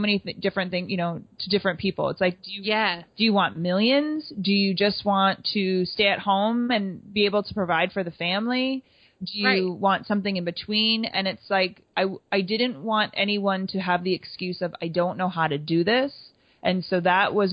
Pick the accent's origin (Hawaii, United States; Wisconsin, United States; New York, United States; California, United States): Wisconsin, United States; I grew up in Wisconsin